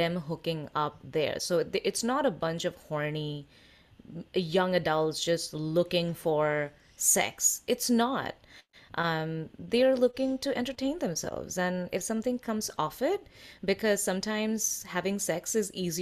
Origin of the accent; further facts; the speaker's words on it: India; I am Indian